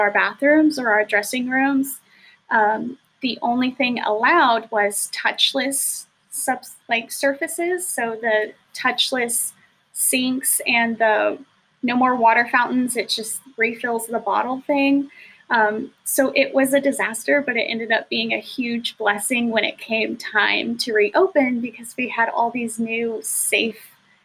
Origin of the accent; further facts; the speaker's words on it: Texas, United States; we're from Texas. We have a lot of Texas pride.